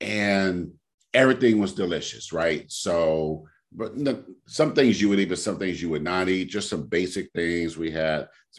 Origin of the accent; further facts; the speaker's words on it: California, United States; hey, I'm from California.